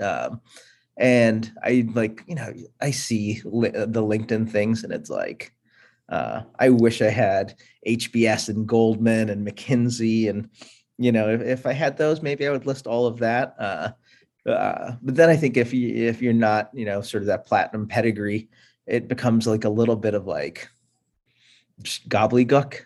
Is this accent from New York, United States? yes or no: yes; Buffalo, New York, United States; moved away as an adult; also born or lived in India / Pittsburgh, Pennsylvania; now in Boston, United States; I was born in India, um, so I'm first generation immigrant. Grew up in uh, Pittsburgh, then moved to Buffalo, New York for most of uh, like my middle school, high school